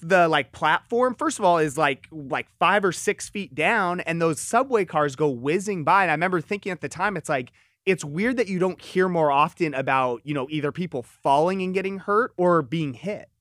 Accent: Southern California, United States; I grew up in Southern California

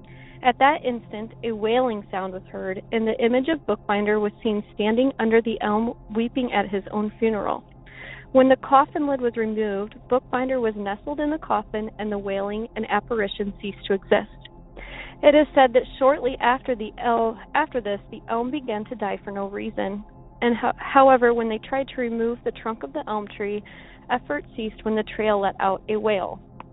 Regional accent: Pekin, Illinois, United States; And my hometown of Pekin actually had a story about one of these patients.

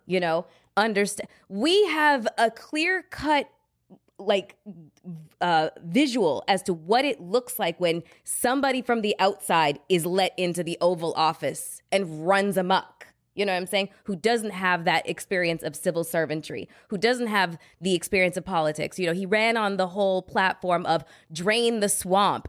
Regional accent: Canada; now in United States; I'm a Canadian citizen.

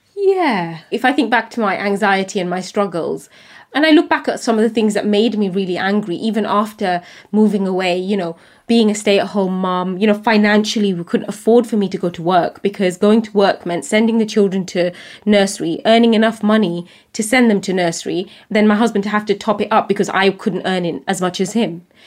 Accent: United Kingdom; as a British Bangladeshi woman

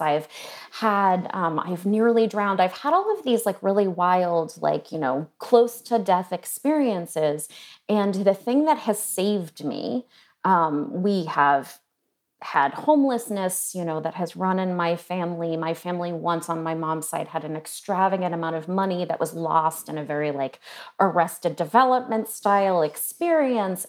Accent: New England, United States; I was born in New England

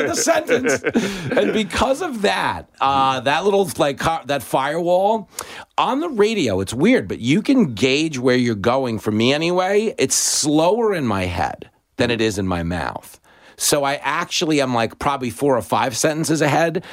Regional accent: Levittown, New York, United States; I grew up in a big Reagan house. I grew up in Levittown

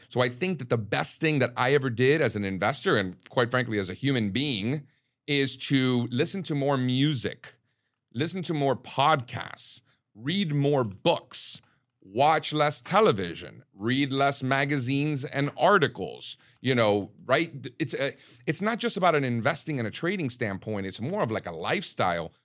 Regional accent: Miami, Florida, United States; I'm Cuban from Miami

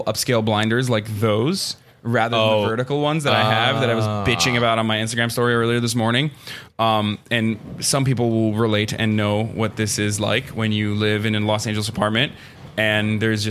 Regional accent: Istanbul, Turkey; moved away as an adult; also born or lived in Ankara; now in United States; I grew up in Turkey. I grew up in Istanbul, and I grew up in Ankara, and Ankara is the capital. And then I came here 8 years ago

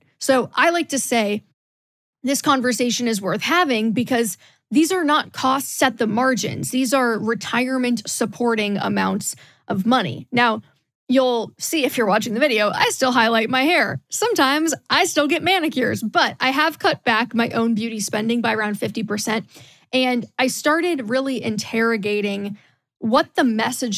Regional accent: Midwest, United States; moved away as an adult; also born or lived in the South (US); I grew up in the Midwest and then moved to the South for college and worked in the South for a while.

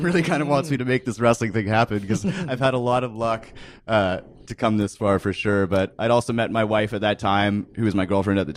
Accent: Canada; moved away; I was just some kid from Canada

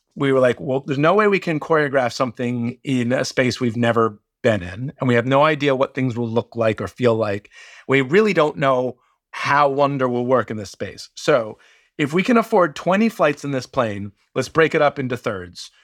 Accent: Washington, District of Columbia, United States; I grew up in Washington, D C, in the shadow of Discord Records

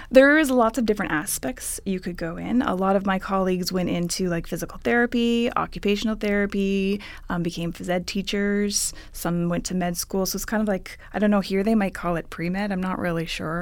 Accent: Ottawa, Ontario, Canada; moved away as an adult; now in California, United States; I'm originally from Ottawa, Ontario, Canada.

